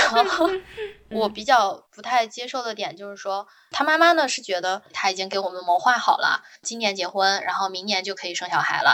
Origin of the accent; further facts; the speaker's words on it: northern China, China; moved away as an adult; now in Shanghai, China; 我是北方人